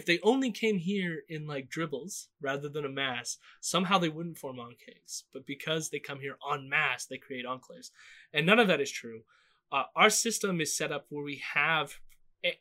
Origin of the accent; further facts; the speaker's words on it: Southern Ontario, Canada; growing up in Southern Ontario